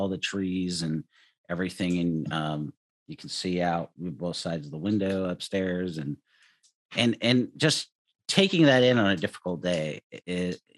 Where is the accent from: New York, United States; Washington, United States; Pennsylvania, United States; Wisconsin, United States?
Washington, United States; Edmonds; moved away; also born or lived in Mojave Desert; I was born in Edmonds